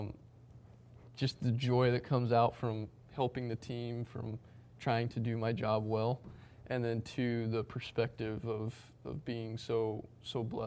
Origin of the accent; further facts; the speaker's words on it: Wyoming, United States; moved away as an adult; now in New York, United States; growing up in Wyoming